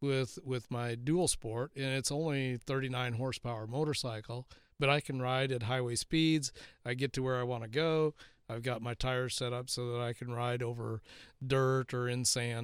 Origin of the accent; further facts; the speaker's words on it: South Dakota, United States; I can remember as a kid growing up in South Dakota